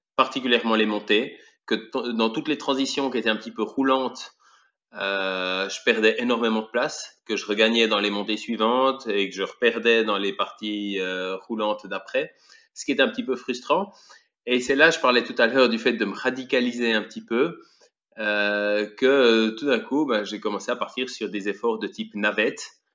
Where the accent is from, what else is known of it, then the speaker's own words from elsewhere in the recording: Switzerland; je suis suisse, j'ai 41 ans